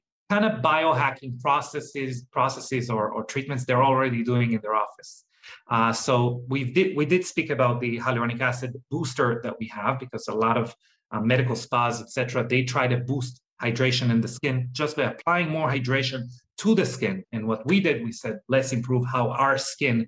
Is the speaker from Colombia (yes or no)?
no; Israel; moved away; I'm originally from Israel